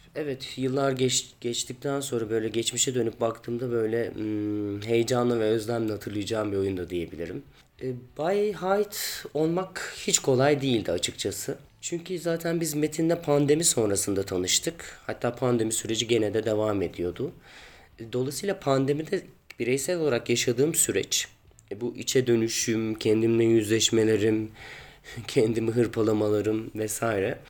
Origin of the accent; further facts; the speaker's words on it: Ankara, Turkey; Ankara'da doğdum büyüdüm.